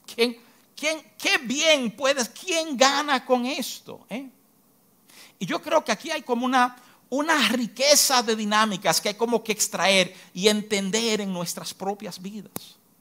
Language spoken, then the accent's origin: Spanish; Dominican Republic; como dominicano